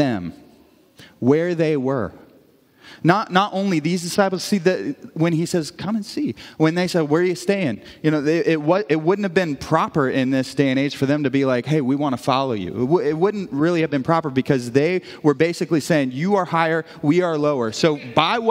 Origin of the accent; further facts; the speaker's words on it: Brashear, Missouri, United States; moved away; me growing up in the metropolis of Brashear, Missouri